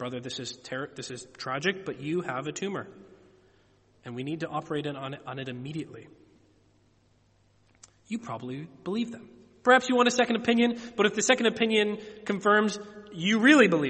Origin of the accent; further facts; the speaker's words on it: United States; moved away; I'm an American. I'm sure my accent gives me away.